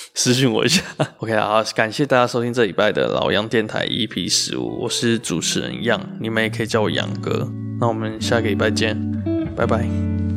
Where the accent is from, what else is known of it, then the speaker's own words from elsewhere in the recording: Taoyuan, Taiwan; 我是桃园人